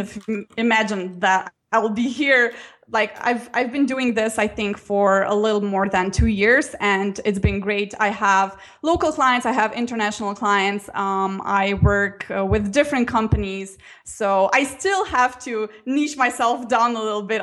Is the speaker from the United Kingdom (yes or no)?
no; Slovenia; So it's a small country, only 2 million inhabitants. So we're really, really small.